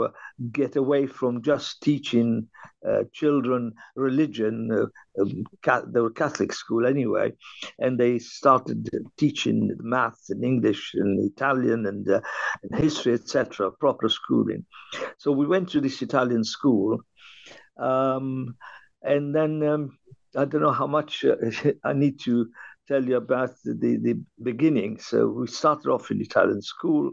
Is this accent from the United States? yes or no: no; Benghazi, Cyrenaica, Libya; now in London, United Kingdom; I was born in Libya, and the town was Benghazi